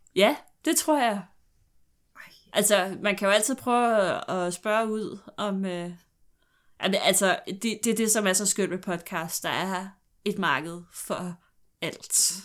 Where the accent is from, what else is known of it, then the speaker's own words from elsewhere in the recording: Glostrup, Capital Region of Denmark, Denmark; jeg er fra Glostrup